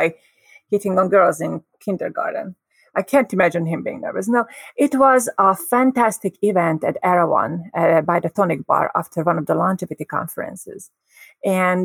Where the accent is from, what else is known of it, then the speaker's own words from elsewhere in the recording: Hungary; moved away; I grew up in Hungary